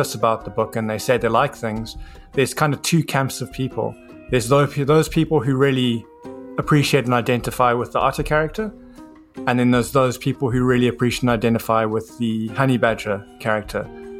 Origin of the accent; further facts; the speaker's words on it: South Africa; now in New Zealand; I'm from Africa originally